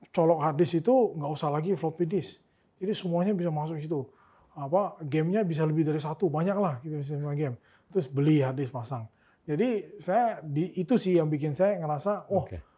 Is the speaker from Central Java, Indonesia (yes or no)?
no; Pontianak, West Kalimantan, Indonesia; moved away; karena kan dulu saya dari Pontianak, okay.